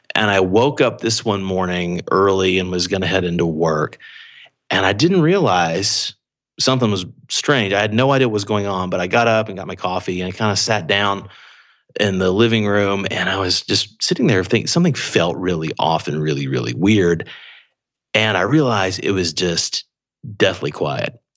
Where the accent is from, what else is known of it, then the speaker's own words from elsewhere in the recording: Atlanta, Georgia, United States; moved away as an adult; also born or lived in Anniston, Alabama / Los Angeles; now in Beijing, China; I really grew up half in Atlanta or around that area and then half in this small town in Alabama called Anniston